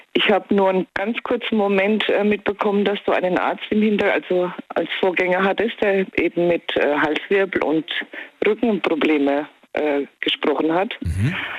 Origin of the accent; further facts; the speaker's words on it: Kronau, Baden-Württemberg, Germany; Ich komme aus Kronau.